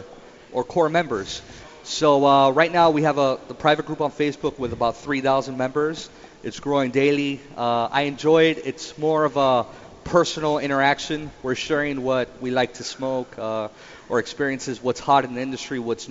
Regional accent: Miami, Florida, United States; I was born in Miami. Okay. My parents are from Cuba

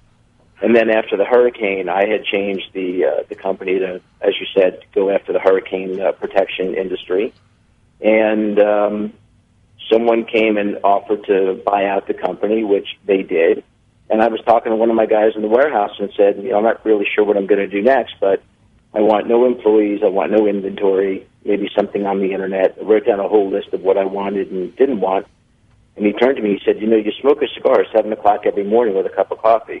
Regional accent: Florida, United States; born and raised in Florida

